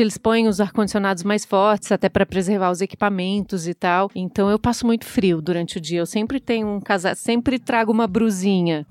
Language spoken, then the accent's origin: Portuguese; Florianópolis, Santa Catarina, Brazil; moved away as an adult; also born or lived in Ohio, United States / China; now in São Paulo, Brazil; eu sou nascida em Florianópolis, que é a capital de Santa Catarina morei lá até 2010, então a maior parte da minha vida eu passei realmente em Florianópolis